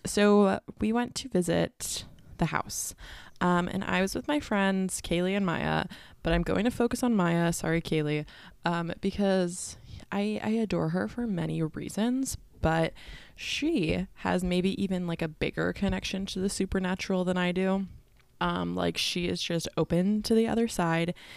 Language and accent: English; San Diego, California, United States; I'm from the San Diego